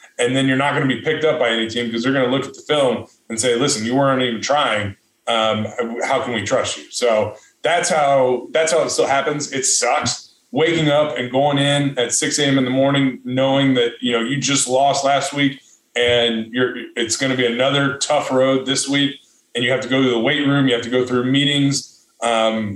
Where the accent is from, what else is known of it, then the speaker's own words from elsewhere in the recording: United States; I'm from America